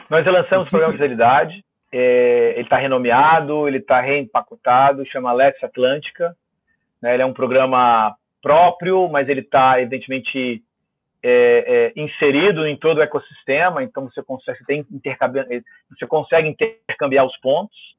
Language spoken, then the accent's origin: Portuguese; Vitória, Espírito Santo, Brazil; eu sou capixaba